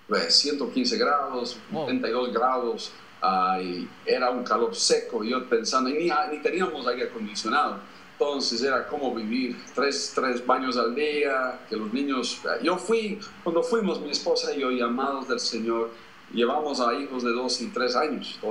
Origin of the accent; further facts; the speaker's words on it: Bogotá, Colombia; en el año 1968 mis padres ah, fueron en un barco a Colombia y yo fui con ellos y crecí allá en Bogotá